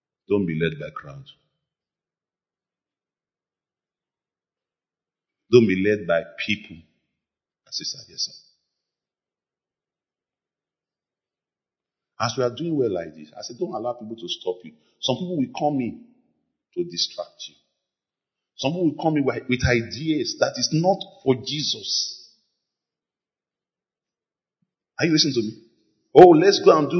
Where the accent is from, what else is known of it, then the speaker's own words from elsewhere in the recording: Lagos, Nigeria; When we were growing up in Lagos